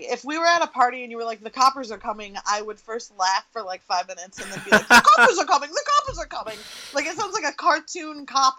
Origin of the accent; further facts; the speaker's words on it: Michigan, United States; moved away as an adult; also born or lived in Los Angeles, California; I grew up in Michigan, but I had I'd been away from Michigan almost as long as I had grew up in Michigan.